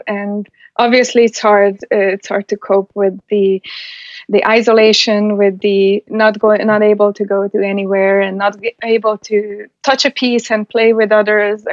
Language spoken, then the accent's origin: English; Hungary; moved away; I'm from Hungary. So we basically live and breathe chess. So from being raised in Hungary